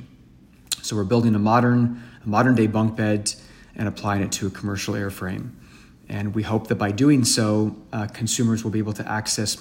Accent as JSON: {"language": "English", "town": "San Francisco", "region": "California", "country": "United States", "said": "I'm originally from San Francisco, California"}